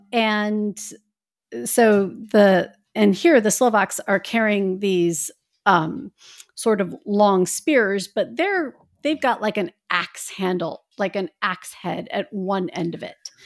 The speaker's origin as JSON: {"language": "English", "region": "Midwest", "country": "United States", "tie": "born or raised there", "said": "I grew up in the Midwest"}